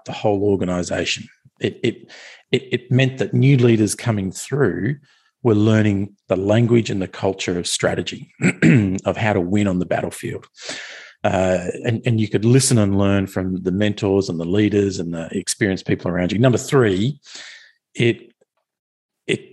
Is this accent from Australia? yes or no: yes; Australia; I'm an Australian